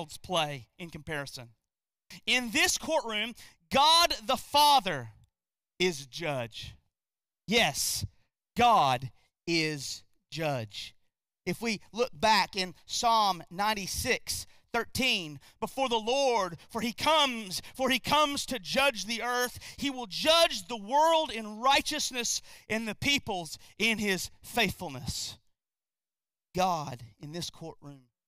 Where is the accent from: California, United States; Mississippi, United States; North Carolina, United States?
North Carolina, United States; we're from North Carolina.